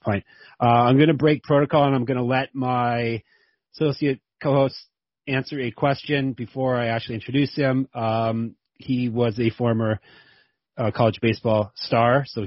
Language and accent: English; Canada; Being a Canadian